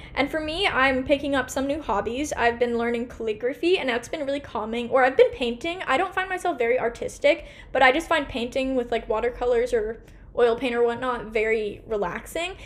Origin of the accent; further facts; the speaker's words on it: Portland, Oregon, United States; also born or lived in New York; here in my hometown Portland, Oregon